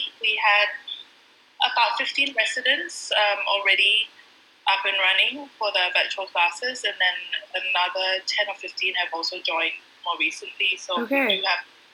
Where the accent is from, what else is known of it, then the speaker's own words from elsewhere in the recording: Singapore; Growing up in Singapore